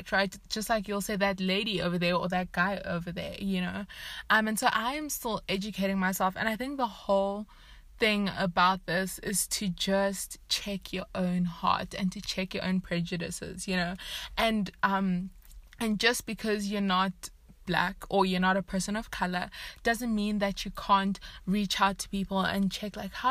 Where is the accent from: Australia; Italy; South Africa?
South Africa; also born or lived in Zimbabwe; moved to South Africa